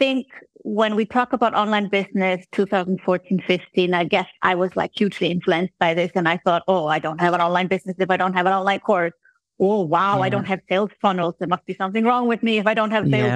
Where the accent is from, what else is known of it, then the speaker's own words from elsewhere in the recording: Iceland; moved away as an adult; now in Switzerland; I am from Iceland originally, and then I had moved to Switzerland to be with my husband